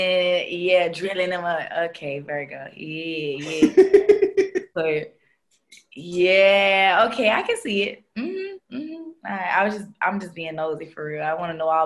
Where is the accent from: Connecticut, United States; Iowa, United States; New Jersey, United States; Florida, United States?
Florida, United States; Clearwater; I'm from Clearwater